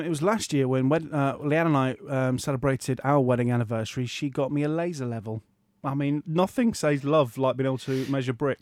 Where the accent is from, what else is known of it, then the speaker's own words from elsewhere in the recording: Hull, Yorkshire and the Humber, United Kingdom; moved away; my hometown station of Viking FM